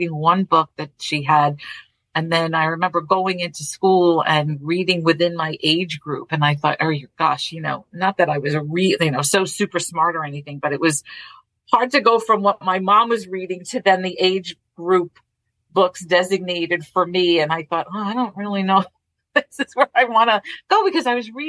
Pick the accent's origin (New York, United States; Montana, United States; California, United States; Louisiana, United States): New York, United States; New York City; accent: Brooklyn; The town that I grew up in Brooklyn, in Borough Park, was really a true melting pot